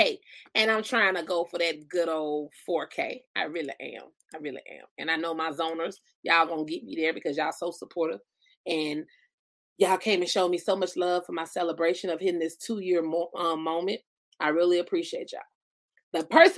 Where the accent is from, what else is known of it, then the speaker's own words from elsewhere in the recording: Albany, Georgia, United States; We from Albany